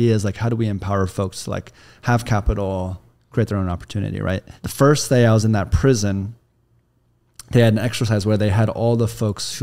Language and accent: English; Kansas, United States; also born or lived in New York; now in Los Angeles, United States; I'm from Kansas, very, very Bible Belt, relatively red state. We live in LA now